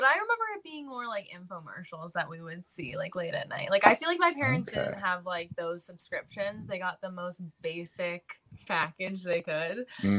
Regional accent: Pennsylvania, United States; moved away as an adult; also born or lived in Sherman Oaks, Los Angeles; now in Los Angeles, United States; Yes, I'm born and raised in Pennsylvania.

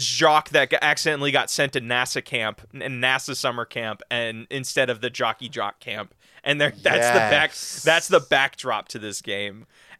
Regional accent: California, United States; My home state, bro, I've never left.

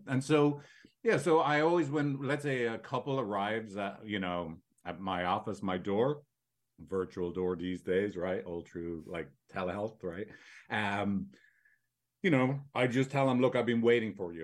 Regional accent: Ireland; now in San Francisco, United States; I'm from Ireland, as you can tell.

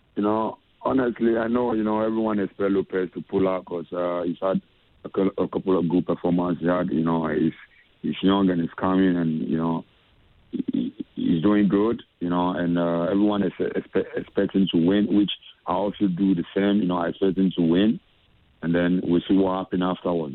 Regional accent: Accra, Greater Accra, Ghana; moved away; as a Ghanaian and coming from the same area

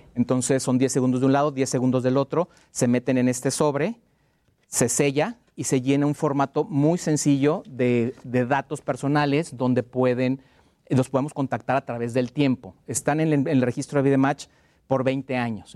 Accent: Mexico

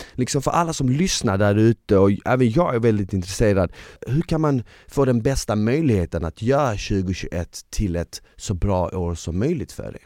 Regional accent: Malmö, Skåne, Sweden; jag är från Malmö så vi säger däcka till att somna

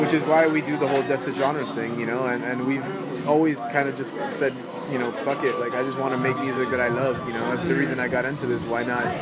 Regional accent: Miami, Florida, United States; growing up in Miami

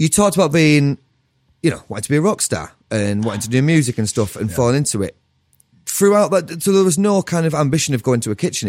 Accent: Cumbria, North West England, United Kingdom; I'm from Cumbria.

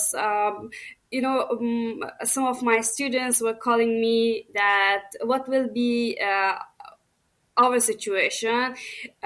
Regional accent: Herat, Afghanistan; moved away as an adult; now in Australia; On that time, I was from Herat and living at Herat province

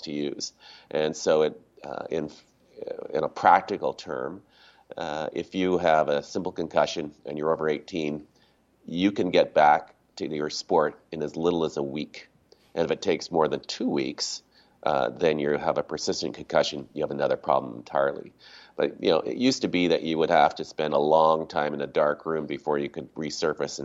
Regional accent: Toronto, Ontario, Canada; moved away as an adult; also born or lived in Whistler / Vancouver; Don Mills boy.

